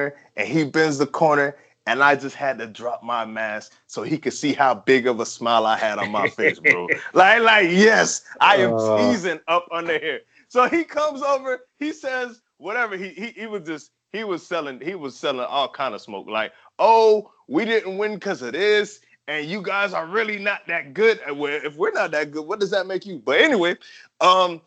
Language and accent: English; Miami, Florida, United States; I was born and raised in Miami, Florida. I still live in Miami, Florida. I grew up literally less than 200 yards away from Joe Robbie Stadium